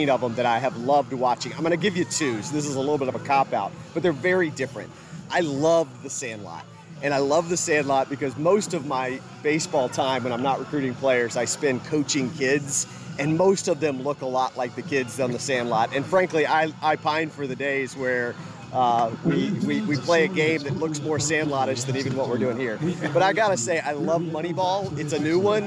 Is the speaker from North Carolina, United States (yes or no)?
no; Richmond, Virginia, United States; moved away; I grew up in Richmond, Virginia, the early years of my life.